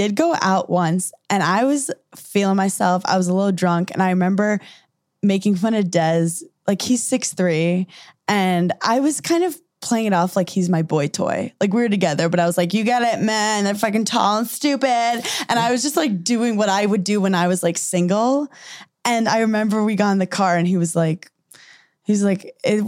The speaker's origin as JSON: {"language": "English", "region": "New York", "country": "United States", "said": "I'm from New York"}